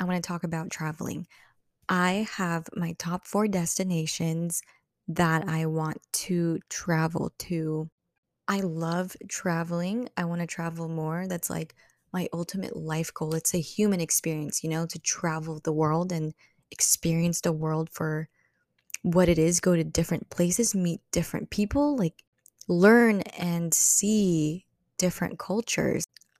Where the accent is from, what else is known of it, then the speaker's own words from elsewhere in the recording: Philippines; that is Philippines, which is my home country. I will always love the Philippines, and I will always go back there because I have a lot of family there